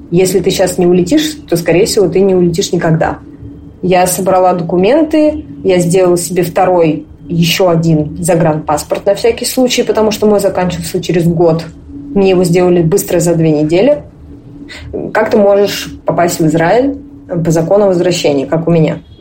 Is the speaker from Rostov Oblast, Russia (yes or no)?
no; Moscow, Russia; moved away as an adult; now in Tel Aviv, Israel; мне 26 лет, я коренная москвичка. Сейчас я живу в Израиле, в Тель-Авиве, а, переехала я в конце мая, 25 числа.